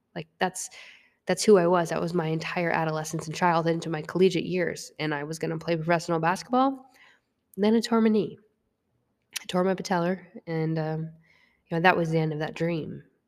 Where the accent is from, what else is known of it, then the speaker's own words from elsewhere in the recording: Vermont, United States; moved away as an adult; also born or lived in North Carolina; I was from Vermont, and I walked on to a Division One institution in North Carolina